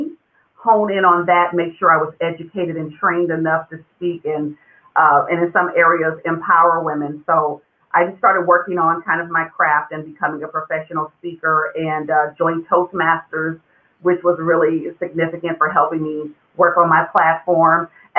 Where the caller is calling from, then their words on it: California, United States; I am in California, Northern California, in between San Francisco and Sacramento.